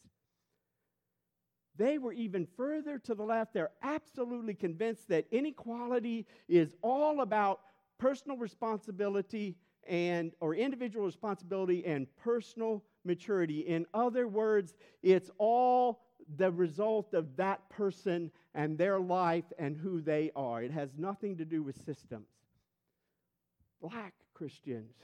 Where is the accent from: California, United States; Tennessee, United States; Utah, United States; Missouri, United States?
Missouri, United States; St. Louis; moved away as an adult; I'm white and I'm from St. Louis